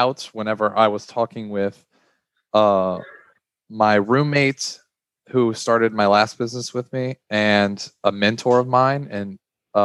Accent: Baton Rouge, Louisiana, United States; I'm from Baton Rouge, Louisiana. I'm currently in my final year at LSU, which is here in Baton Rouge

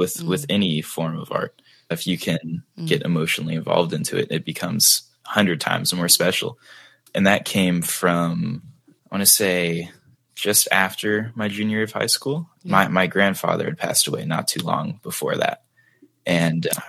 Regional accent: Dallas, Texas, United States; I am from Dallas, Texas in the United States, which I've lived here my entire life

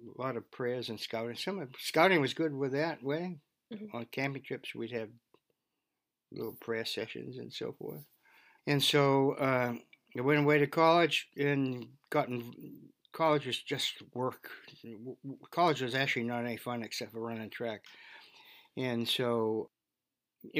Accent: Beverly, Massachusetts, United States; also born or lived in Gloucester, Massachusetts / California; We moved to Beverly, and I graduated from Beverly High School.

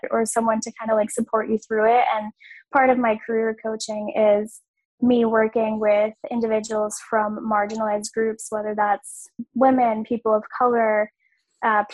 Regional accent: Massachusetts, United States; I am from Massachusetts

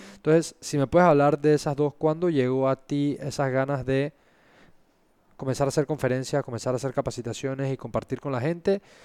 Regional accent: Panama; esa experiencia que vivimos como panameños

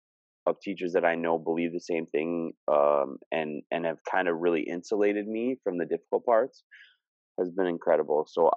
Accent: Scunthorpe, Yorkshire and the Humber, United Kingdom; now in Minnesota, United States; I'm still a Scunny boy

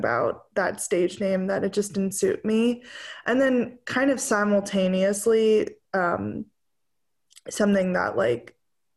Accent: New Jersey, United States; moved away as an adult; also born or lived in Oberlin, Ohio; now in Nashville, United States; I grew up in New Jersey and then went to school at Oberlin in Ohio for music

